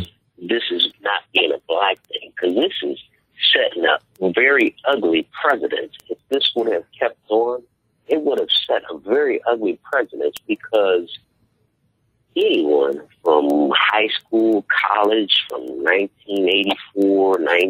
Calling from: Detroit, Michigan, United States; I'm calling from Detroit.

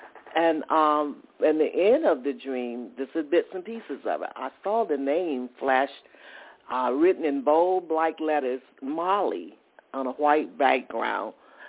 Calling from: Atlanta, Georgia, United States; I'm calling from Atlanta, Georgia.

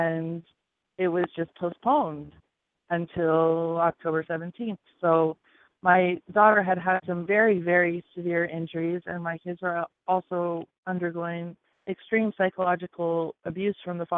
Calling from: Hawaii, United States; I'm again calling from Hawaii.

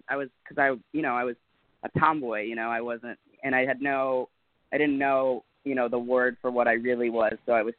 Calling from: Los Angeles, California, United States; I am out in L.A., hanging out.

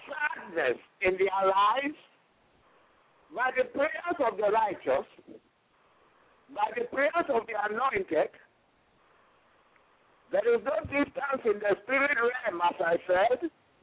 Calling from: Houston, Texas, United States; I am anchoring from Houston, Texas.

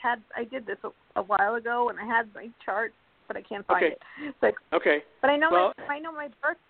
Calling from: Colorado, United States; I'm calling from Colorado, and my birthday is February 15th, 1971.

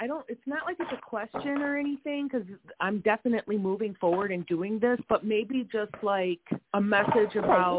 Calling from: Wisconsin, United States; We are in Wisconsin.

